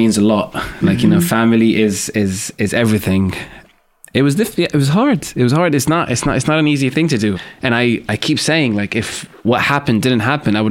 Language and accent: English; Syria; moved away as an adult; also born or lived in Damascus; now in London, United Kingdom; my home country, Syria.